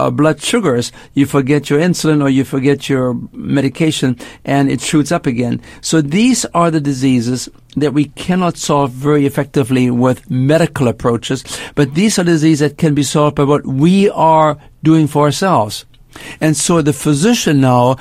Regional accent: Germany; moved away as an adult; also born or lived in Canada; now in United States; I spent my first 20 years in Germany. I grew up after World War II, made my way to Canada, and then actually moved to the United States

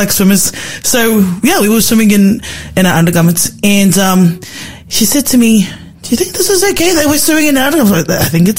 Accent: Victoria, Australia; I'm from Victoria, so we call them bathers.

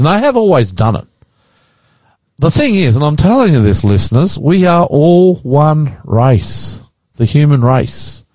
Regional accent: Australia; I'm not Swiss. I'm Australian

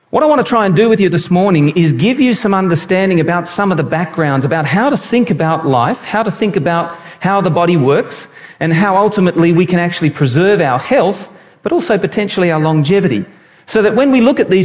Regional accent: Brisbane, Queensland, Australia; moved away; also born or lived in New South Wales; I was born in Brisbane

